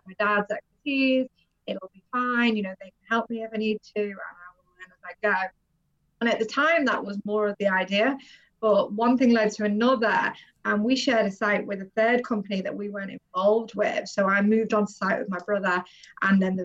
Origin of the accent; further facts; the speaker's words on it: North West England, United Kingdom; moved away as an adult; also born or lived in London / Cayman Islands; I've always lived in the northwest of England, moved around a little bit that way